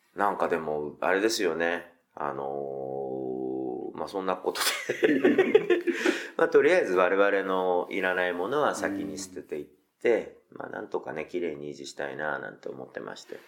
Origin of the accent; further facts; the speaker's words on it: Tokyo, Japan; 中目黒は本当、もう僕、ここしか故郷がないんですよ